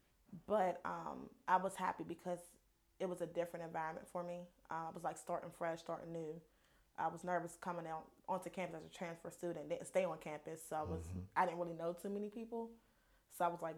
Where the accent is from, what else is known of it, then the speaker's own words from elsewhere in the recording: Pittsburgh, Pennsylvania, United States; moved away as an adult; also born or lived in Charlotte, North Carolina; I'm from Pittsburgh, Pennsylvania